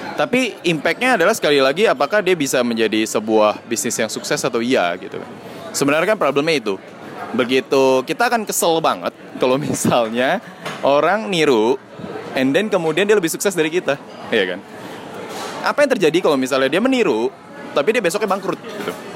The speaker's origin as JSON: {"language": "Indonesian", "town": "Medan", "region": "North Sumatra", "country": "Indonesia", "said": "gue orang Cina Medan"}